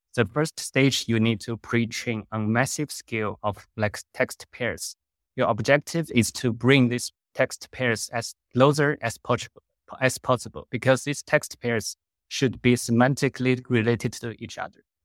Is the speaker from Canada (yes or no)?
no; China; moved away as an adult; also born or lived in Netherlands; I was originally from China